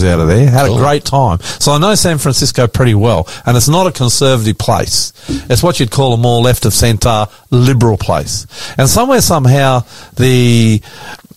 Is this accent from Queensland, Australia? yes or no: yes; Queensland, Australia; my home state of Queensland, just outside of Brisbane, a couple of hours